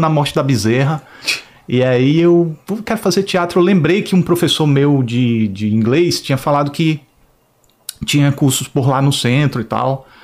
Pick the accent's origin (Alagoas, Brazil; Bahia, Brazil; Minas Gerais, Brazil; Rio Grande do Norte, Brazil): Alagoas, Brazil; Maceió; moved away as an adult; now in Rio de Janeiro, Brazil; Eu nasci em Maceió